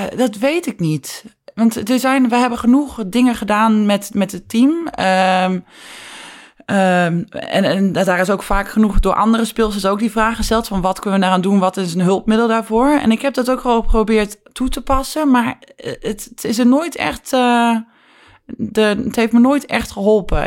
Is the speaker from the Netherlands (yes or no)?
yes; Netherlands; wij als Nederlanders